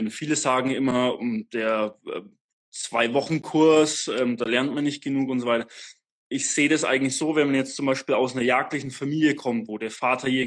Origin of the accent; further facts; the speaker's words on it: Bavaria, Germany; ich komme aus Franken, ähm, eigentlich direkt nördlich von Nürnberg.